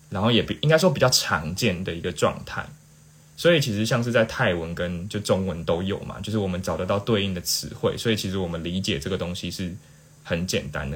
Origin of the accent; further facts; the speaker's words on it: Taiwan; 我是台湾人，但就是有学过泰文这样